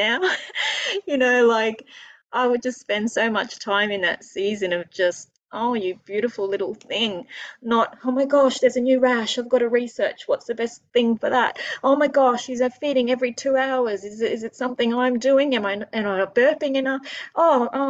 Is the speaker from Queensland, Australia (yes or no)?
yes; Queensland, Australia; I'm a Queenslander, born and bred